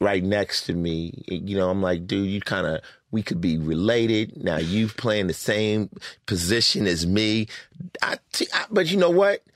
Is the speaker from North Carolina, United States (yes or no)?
no; Los Angeles, California, United States; also born or lived in Newark, New Jersey / Summit, New Jersey; I came out to Los Angeles to live with my father's sister, my aunt, and, uh, I started off going to junior high out here in Culver City at Palms